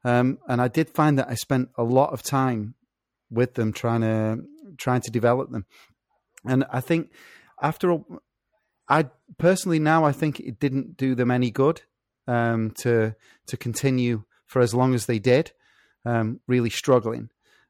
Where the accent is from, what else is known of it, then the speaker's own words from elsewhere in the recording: England, United Kingdom; I'm English.